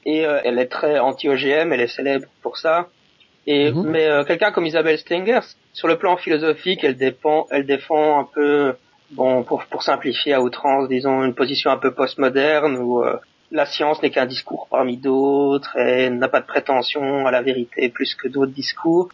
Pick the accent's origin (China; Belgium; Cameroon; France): Belgium; now in Japan; je suis un Belge qui habite au Japon